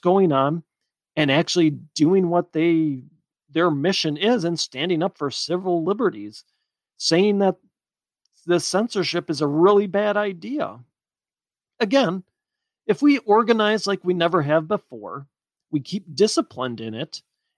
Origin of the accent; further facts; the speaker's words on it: United States; we're all Americans at our core